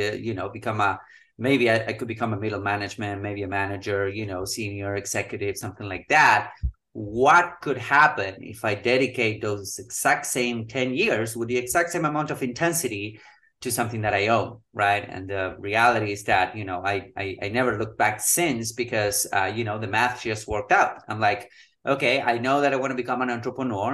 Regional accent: Patagonia, Argentina; moved away; I'm originally from Argentina. We were living in Patagonia, so it got really, really cold.

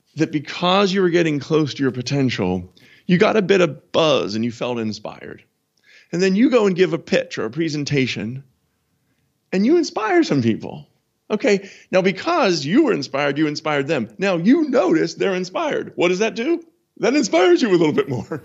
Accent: United States; now in London, United Kingdom; I'm an American.

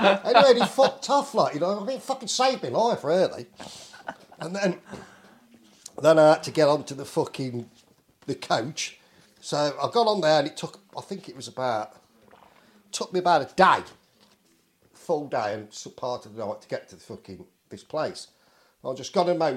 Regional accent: England, United Kingdom; from England

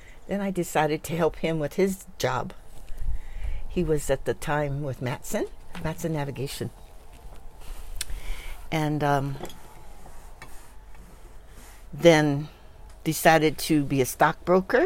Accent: Honolulu, Hawaii, United States; moved away as an adult; now in Maui, United States; I was born in Honolulu, raised in Palolo Valley, Waiomau Valley

